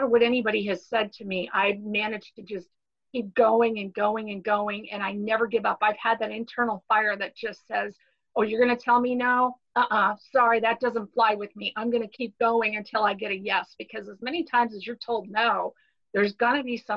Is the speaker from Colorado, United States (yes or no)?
no; Arizona, United States; also born or lived in Miami, Florida; I'm originally from Miami, Florida, but Dad, you know, after a bad marriage and got remarried, he took us all the way across the country to beautiful Arizona. So I'm pretty much a desert rat. I grew up here in Arizona.